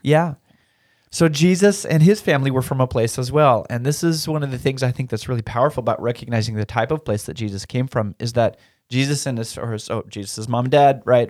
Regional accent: Turner, Oregon, United States; when I was growing up in Turner, Oregon was like a thousand people

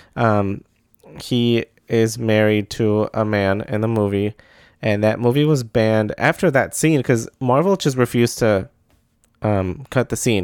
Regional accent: Midwest, United States; I'm from the Midwest. Saying sorry is a pastime.

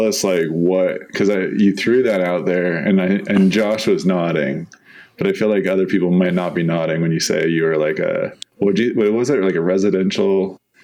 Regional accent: San Diego, California, United States; also born or lived in Bay Area; now in Utah, United States; I grew up in San Diego, so um, I've been a coast person all my life

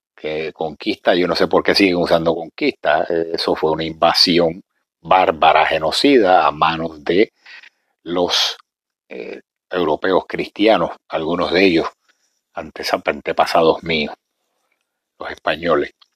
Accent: Puerto Rico; nosotros los puertorriqueños, yo me considero parte negro

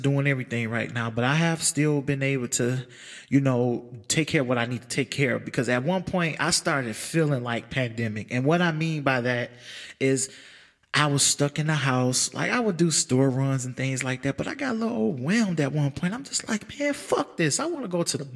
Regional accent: United States; as American people

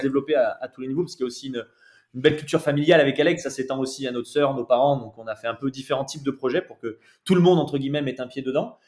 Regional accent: Saint-Chamond, Auvergne-Rhône-Alpes, France; also born or lived in Saint-Étienne; nous on vient de, de Saint-Etienne, donc voilà, plus belle ville de France

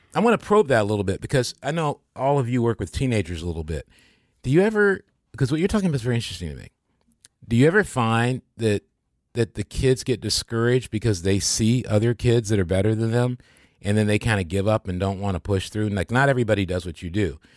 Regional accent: Michigan, United States; also born or lived in Kansas; I was born in Kansas. I didn't grow, I grew up in Michigan

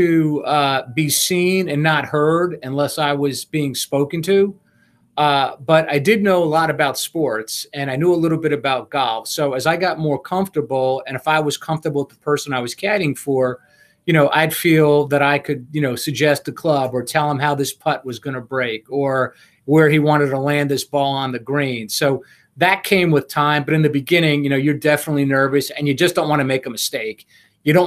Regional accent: Harrison, New York, United States; The first loop I ever made was at a club in Harrison, New York, which was my hometown

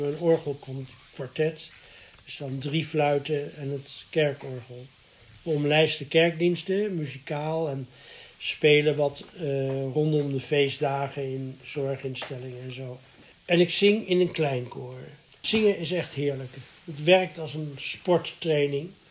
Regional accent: The Hague, South Holland, Netherlands; In mijn jeugd was er in Den Haag

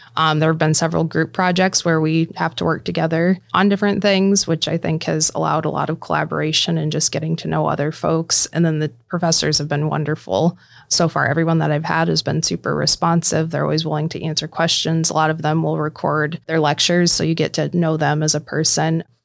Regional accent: Lawton, Iowa, United States; moved away as an adult; also born or lived in Sioux City, Iowa; now in Omaha, United States; It was back in my hometown of Lawton, Iowa. I ended up staying in the same town that I grew up in for a long period of time

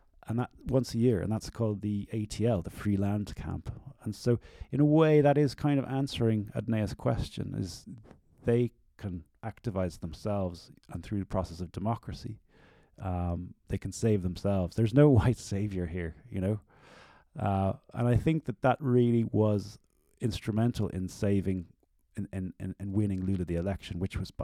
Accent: Ireland; I'm an Irish artist

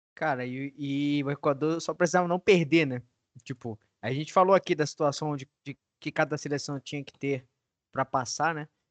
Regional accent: Brazil; nós como brasileiros

